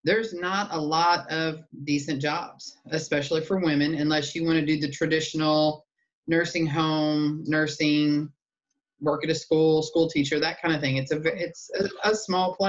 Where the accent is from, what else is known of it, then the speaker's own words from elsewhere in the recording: Bismarck, Missouri, United States; moved away; also born or lived in West Germany / Farmington, Missouri; We came home when I was 6 months old, and we lived in the big booming town of Bismarck, Missouri